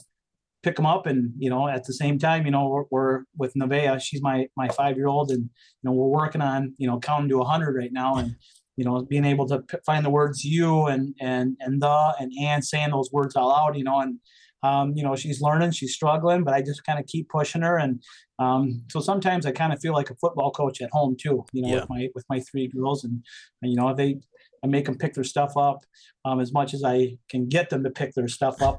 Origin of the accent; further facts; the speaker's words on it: Fairmont, Minnesota, United States; a guy that grew up here, graduated from here, was off to college, you know, I was only away from Fairmont for about 4 or 5 years